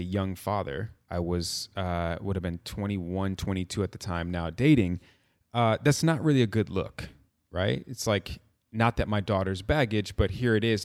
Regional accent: Midwest, United States; been growing up in the Midwest

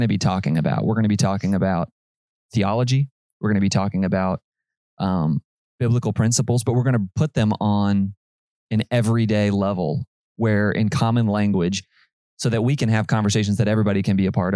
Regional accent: Panama City, Florida, United States; I was born and raised here in Panama City, Florida

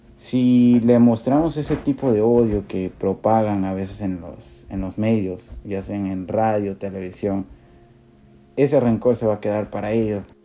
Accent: Iquitos, Loreto, Peru; Por Iquitos, por la ciudad por donde crecí

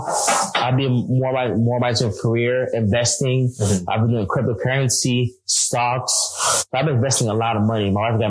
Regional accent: United States; Growing up in America, people don't like the Haitians. In the Caribbean, they don't like the Haitians.

